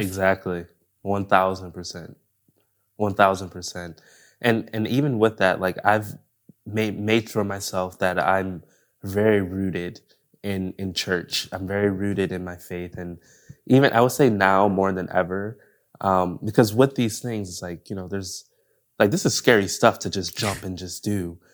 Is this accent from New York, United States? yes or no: yes; Buffalo, New York, United States; moved away as an adult; also born or lived in Los Angeles, California; now in Orange County, United States; I'm from New York, so I'm from Buffalo